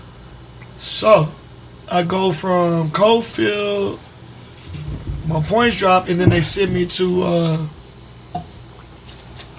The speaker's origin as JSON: {"language": "English", "region": "California", "country": "United States", "said": "I'm from California"}